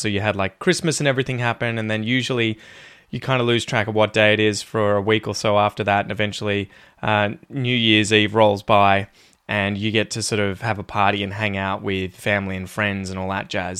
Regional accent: Ocean Grove, Victoria, Australia; I was growing up in Ocean Grove

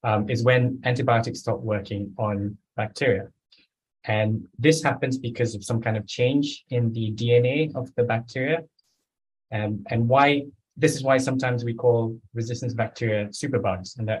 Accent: Malaysia; moved away as an adult; I did an undergraduate in zoology in Malaysia, where I grew up

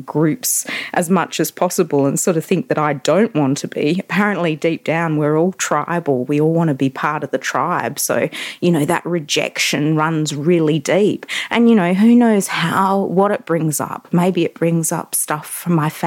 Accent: Perth, Western Australia, Australia; moved away; back in my hometown of Perth

